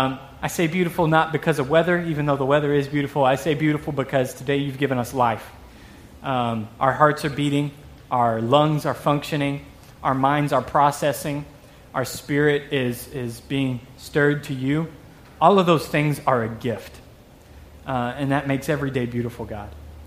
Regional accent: Texas, United States; accent: southern drawl; Okay, I moved up here from Texas 3 years ago. In case a little southern draw sneaks out on some words, you'll have to forgive me for that.

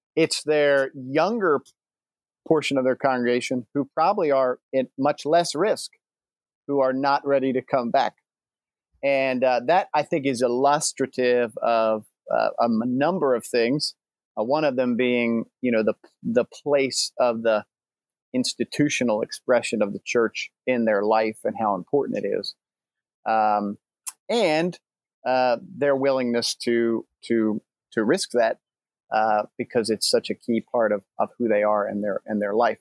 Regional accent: north of Baltimore, Maryland, United States; I grew up in a little bit north of Baltimore, Maryland

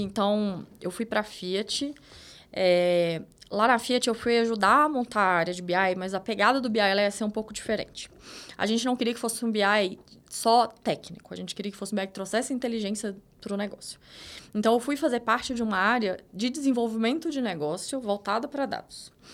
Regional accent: interior of Minas Gerais, Brazil; sou de Minas, interior de Minas.

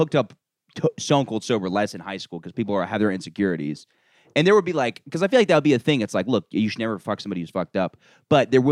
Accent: Maitland, Florida, United States; our lake, it's Lake Maitland

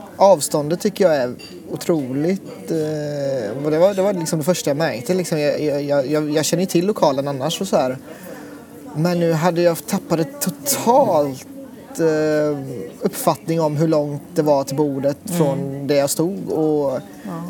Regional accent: Sweden; also born or lived in Thailand; kom hit när jag var två och ett halvt

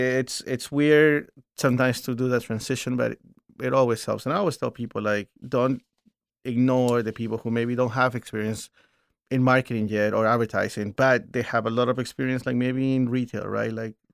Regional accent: Houston, Texas, United States; Houston, Houston might be one of the best cities in the world. But I might be biased because I am from Houston, too.

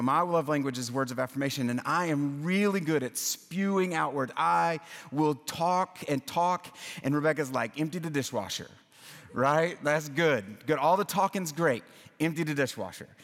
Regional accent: Louisiana, United States; now in Nashville, United States; I'm from Louisiana

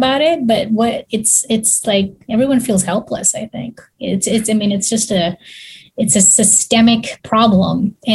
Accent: Kenya; also born or lived in Texas; now in Houston, United States; I grew up in Africa actually, and I go back to Africa often.

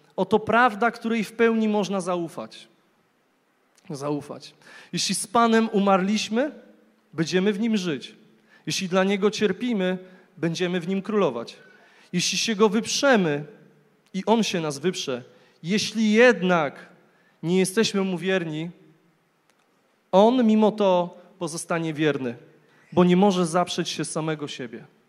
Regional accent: Głogów, Lower Silesian Voivodeship, Poland; urodziłem się w Głogowie, w pięknym mieście

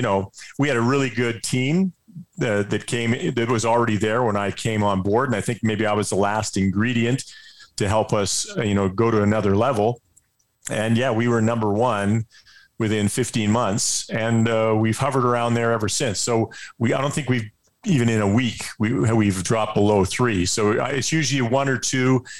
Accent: Edmonton, Alberta, Canada; I grew up in Edmonton.

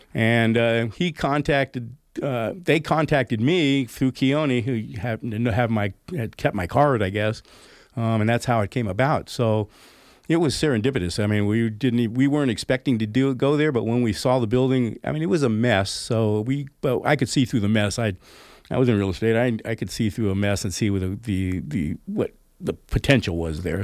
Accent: Oakland, California, United States; also born or lived in Pleasanton, California / Danville, California; now in Grass Valley, United States; I moved from Oakland to Pleasanton, I mean, I, I was a city boy, right? I was in really downtown O, not downtown Oakland, but uptown Oakland

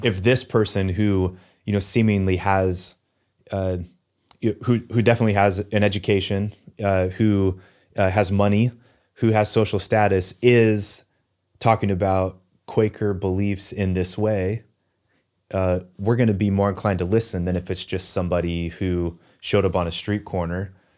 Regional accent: Newberg, Oregon, United States; also born or lived in New England; I grew up in Newburgh, went to school here in Newburgh for college

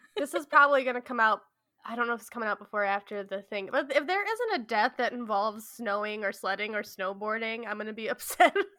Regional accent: Midwest, United States; I am from the Midwest

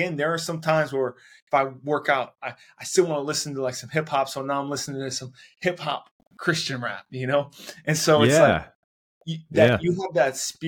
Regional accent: Cleveland, Ohio, United States; I grew up on in Cleveland, Ohio

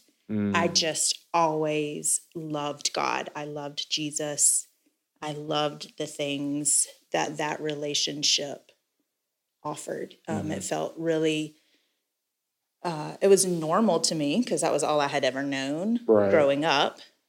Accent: Florence, South Carolina, United States; So I was born in Florence, South Carolina. I'm the middle child of 5 kids.

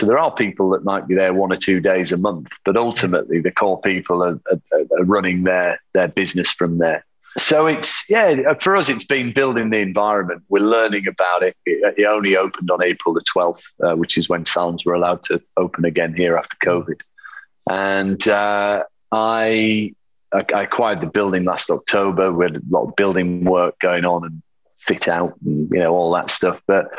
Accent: England, United Kingdom; as English people do, go to the pub and talk about football

